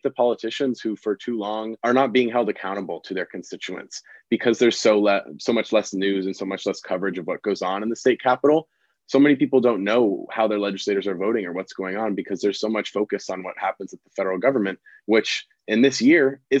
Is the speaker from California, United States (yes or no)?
yes; Bay Area, California, United States; moved away as an adult; I'm originally from the Bay Area